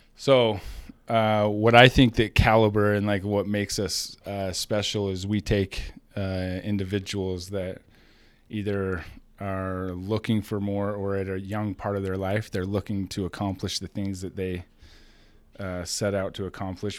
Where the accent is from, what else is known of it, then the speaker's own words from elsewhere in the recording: Rexburg, Idaho, United States; small town, Idaho boy.